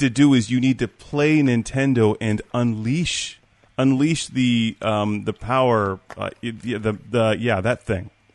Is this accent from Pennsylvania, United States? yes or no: yes; Pittsburgh, Pennsylvania, United States; I'm from Pittsburgh